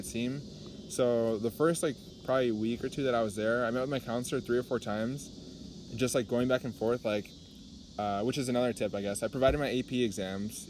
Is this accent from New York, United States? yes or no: no; Illinois, United States; we're from Illinois